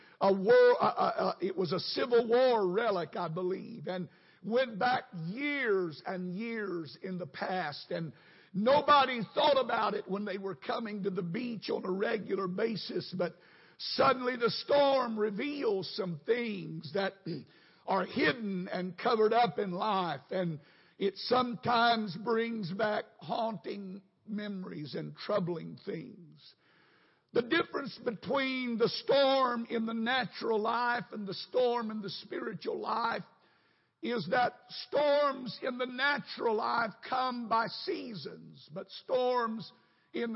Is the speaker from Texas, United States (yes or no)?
yes; North Texas, United States; moved away as an adult; now in Houston, United States; I grew up in North Texas